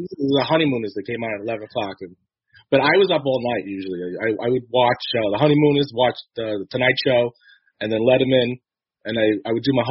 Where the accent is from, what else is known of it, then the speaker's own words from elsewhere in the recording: New York City, New York, United States; also born or lived in Staten Island; I grew up in Brooklyn